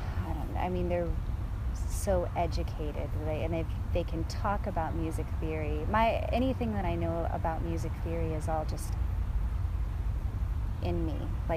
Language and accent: English; Texas, United States; also born or lived in West Virginia / San Francisco / Santa Monica / Michigan; I was born in West Virginia, and then we moved out to San Francisco, then Santa Monica, then Michigan, and then Texas. So I was in Texas for my adolescence, mm-hmm.